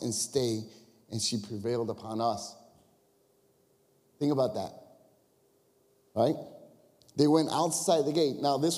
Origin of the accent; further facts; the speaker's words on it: Chicago, Illinois, United States; we're from Chicago area